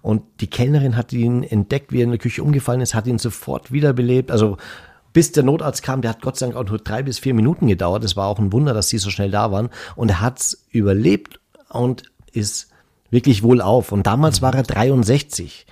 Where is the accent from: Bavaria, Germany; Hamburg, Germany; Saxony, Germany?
Bavaria, Germany; bei uns in Bayern